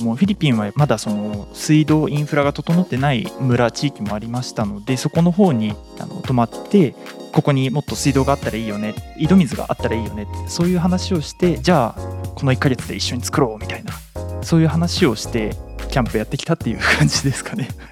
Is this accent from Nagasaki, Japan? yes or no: yes; Nagasaki, Japan; now in Kanto, Japan; 自分があの出身が長崎の方で今住んでる関東とは少し遠かった